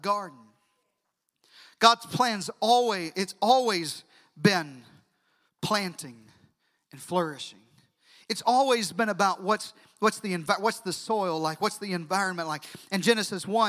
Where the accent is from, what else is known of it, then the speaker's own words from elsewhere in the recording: Deep South, United States; now in Central Texas, United States; I'm from the Deep South